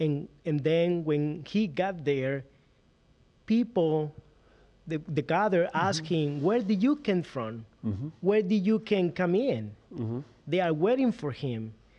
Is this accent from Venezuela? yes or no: yes; Venezuela; English is a second language; now in Little Rock, United States; I'm original from Venezuela.